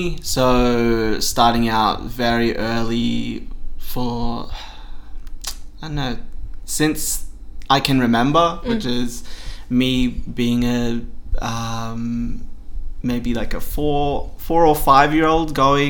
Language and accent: English; Sydney, New South Wales, Australia; I am a queer Wiradjuri cis male from Sydney. I grew up mainly out in Sydney's west, so like Doonside, Blacktown, was where I grew up